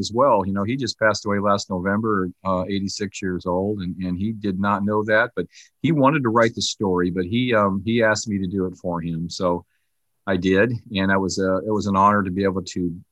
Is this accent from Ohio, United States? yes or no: yes; Canton, Ohio, United States; I was born in Canton, Ohio, so I do have some familiarity with that area.